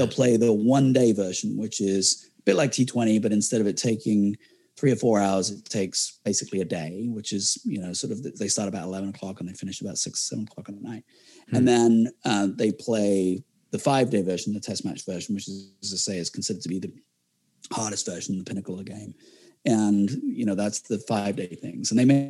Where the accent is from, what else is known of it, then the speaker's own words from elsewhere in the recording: England, United Kingdom; as an Englishman, you'd expect I follow England.